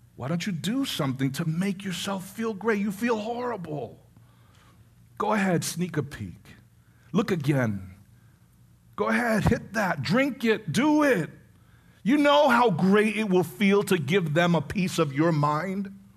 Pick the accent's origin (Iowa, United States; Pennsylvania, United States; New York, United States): New York, United States; New York City; I was born in the Bronx